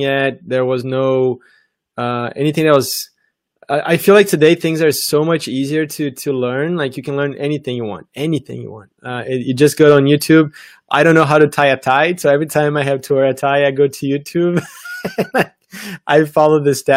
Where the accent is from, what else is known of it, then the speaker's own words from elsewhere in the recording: Brazil; moved away as an adult; I'm from Brazil originally. And before that, I did high school in Brazil.